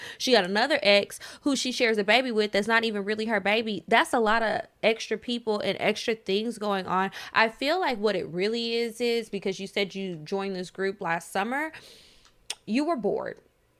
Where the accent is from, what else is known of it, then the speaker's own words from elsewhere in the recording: New York City, New York, United States; Side note, I'm from New York City, and it was kind of a thing to smoke on the highway at night or drive out the city and smoke in the burbs.